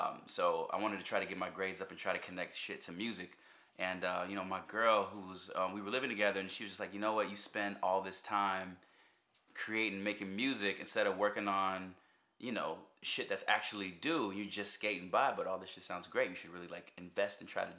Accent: Cincinnati, Ohio, United States; now in New York, United States; I'm originally from Cincinnati, Ohio

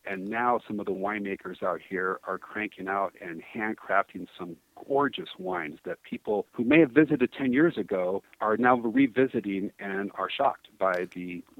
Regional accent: South Pasadena, California, United States; moved away as an adult; also born or lived in Temecula Valley; now in Temecula, United States; we're originally from Pasadena, South Pasadena to be exact, so we're some suburbanites

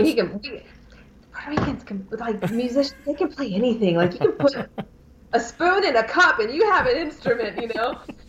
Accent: Alabama, United States; In Alabama.

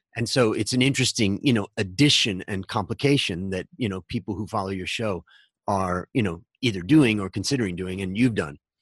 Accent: Hudson, Ohio, United States; moved away as an adult; also born or lived in Los Angeles, California / Long Beach, California; now in Thailand; I grew up in Ohio in, uh, a little town called Hudson in between Cleveland and Akron.

